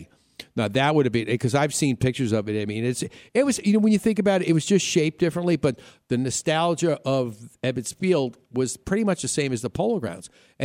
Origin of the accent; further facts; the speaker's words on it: New York, United States; moved away as an adult; also born or lived in Chicago; when I lived in Chicago, I said, you know, I grew up in New York and everything in New York was big.